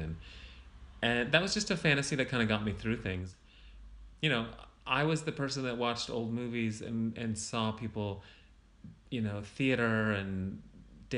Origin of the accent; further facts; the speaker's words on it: United States; moved away as an adult; now in Berlin, Germany; I'm American